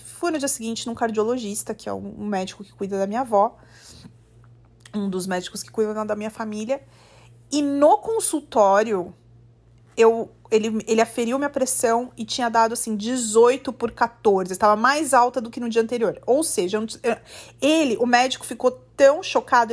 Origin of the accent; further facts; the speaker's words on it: Brazil; moved away as an adult; quando saí do Brasil, com 20 anos